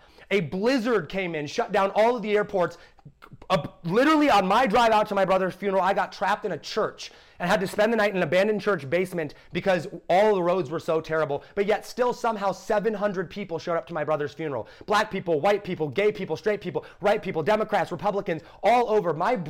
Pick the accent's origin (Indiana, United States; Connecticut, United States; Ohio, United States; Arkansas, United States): Ohio, United States; dude, I'm from Ohio. I grew up in a great school. I grew up with great parents.